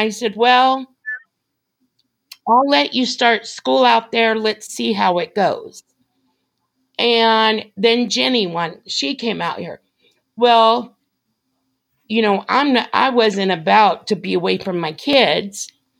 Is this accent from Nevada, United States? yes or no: yes; Las Vegas, Nevada, United States; moved away as an adult; now in Kansas, United States; because we're from Las Vegas, I was born and raised in Las Vegas.